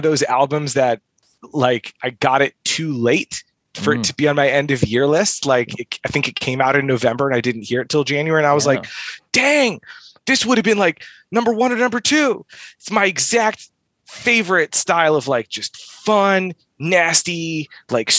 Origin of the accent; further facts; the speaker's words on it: the Midwest, Metro Detroit, Michigan, United States; I'm from the Midwest